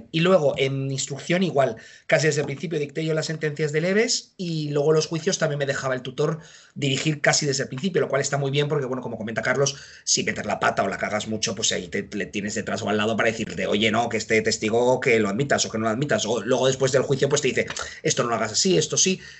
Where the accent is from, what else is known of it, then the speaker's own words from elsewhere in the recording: Madrid, Community of Madrid, Spain; yo soy de Madrid, así que estuve en Madrid